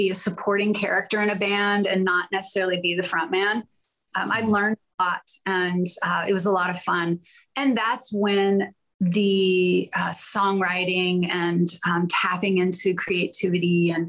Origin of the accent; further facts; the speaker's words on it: Pittsburgh, Pennsylvania, United States; born there; also born or lived in Houston; I was born in Pittsburgh.